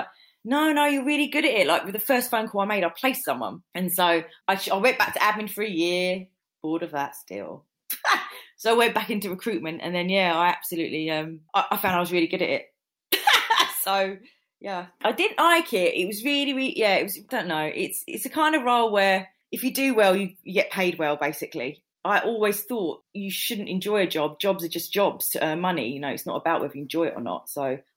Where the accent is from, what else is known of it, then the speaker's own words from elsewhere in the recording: London, United Kingdom; moved away as an adult; also born or lived in Surrey; I'm from North London, moved there, got married